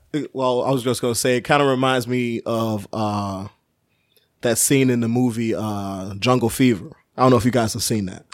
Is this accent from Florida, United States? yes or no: no; Chicago, Illinois, United States; I was from Chicago